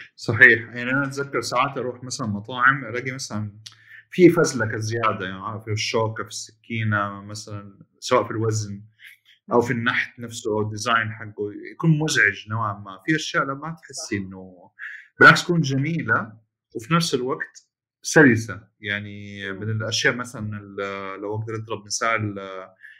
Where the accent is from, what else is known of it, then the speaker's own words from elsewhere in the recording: Jeddah, Makkah Province, Saudi Arabia; عندنا بجده